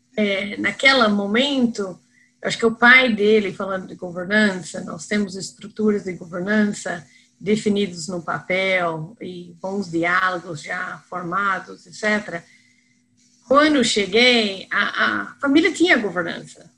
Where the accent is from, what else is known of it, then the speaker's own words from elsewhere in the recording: United States; Portuguese is a second language; moved away as an adult; also born or lived in Spain; now in Brazil; eu sou americana, então vocês que estão ouvindo mais no sul, não é que eu sou de importada de Campinas ou Ribeirão, é, é americana mesmo.